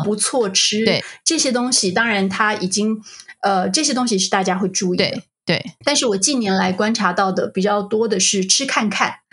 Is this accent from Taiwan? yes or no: yes; Taiwan; moved away; 那台湾我们会怎么说